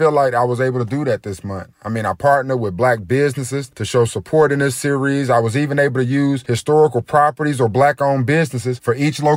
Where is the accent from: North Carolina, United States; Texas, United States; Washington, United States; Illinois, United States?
North Carolina, United States; Greensboro; where I grew up in Greensboro.